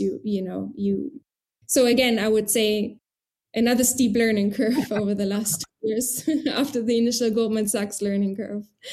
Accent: Trier, Rhineland-Palatinate, Germany; moved away as an adult; also born or lived in United Kingdom / Moscow, Russia / Beirut, Lebanon; now in Berlin, Germany; I was born in Trier in Germany

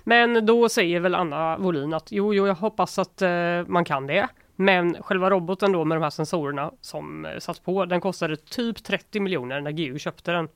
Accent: Gothenburg, Västra Götaland, Sweden; jag är från Göteborg

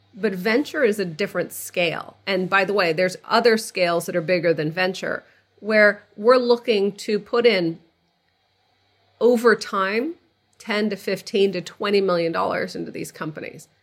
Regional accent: outside of Boston, Massachusetts, United States; moved away as an adult; also born or lived in California; So I grew up outside of Boston. I, like you, I'm a child of Egyptian immigrants to the country.

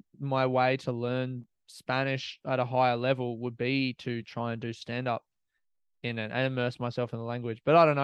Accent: Australia; I'm an Australian comic

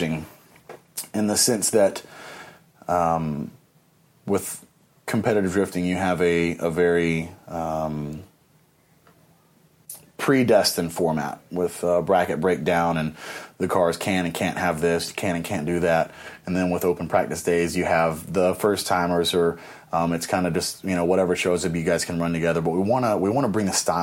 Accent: Nashville, Tennessee, United States; also born or lived in Midwest; mostly rooted in the Midwest region, even though I'm from Nashville in the Mid-South

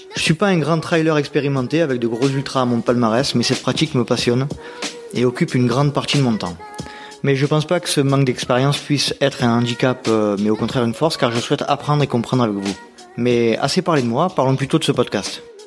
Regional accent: Nord-Pas-de-Calais, Hauts-de-France, France; accent: Nord-Pas-de-Calais; mon accent du Nord-Pas-de-Calais

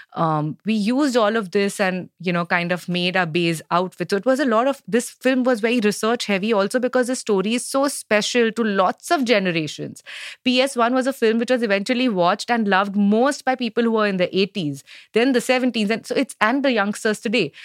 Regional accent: Mumbai, Maharashtra, India; I am from Bombay, I am a a Gujarati girl

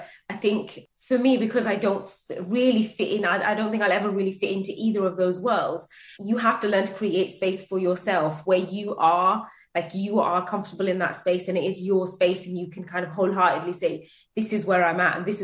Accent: United Kingdom; I was born here and I grew up on British food, as in school dinners

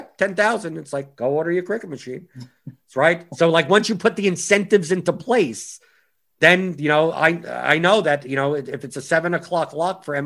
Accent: United States; I'm an American who actually does follow soccer

